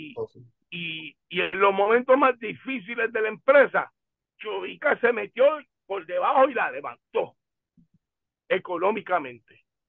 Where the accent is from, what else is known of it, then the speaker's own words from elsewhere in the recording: Humacao, Puerto Rico; en mi pueblo